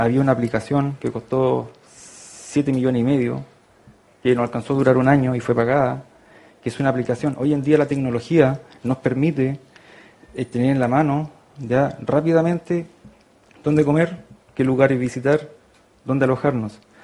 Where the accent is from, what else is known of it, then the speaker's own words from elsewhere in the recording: Constitución, Maule, Chile; moved away as an adult; also born or lived in France / Brazil; yo soy de Constitución acá